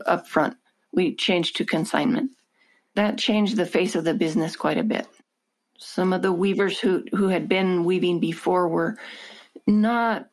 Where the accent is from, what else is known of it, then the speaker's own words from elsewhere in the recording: Chama Valley, New Mexico, United States; my husband and I grew up in the Chama Valley, which is a very beautiful area